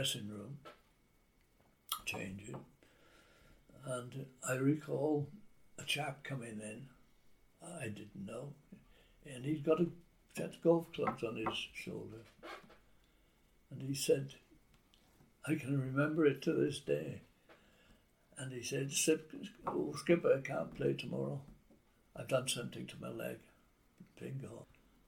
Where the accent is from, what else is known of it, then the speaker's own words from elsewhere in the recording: Newtown, Wales, United Kingdom; I was a local lad living in Newtown